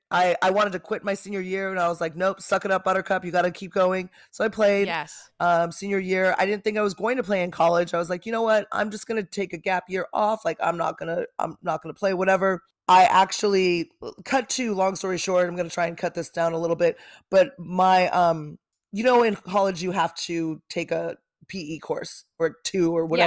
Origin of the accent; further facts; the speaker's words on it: Manhattan Beach, California, United States; Well, I also live in the land of the trees, i.e. Manhattan Beach. It's where I grew up and in California.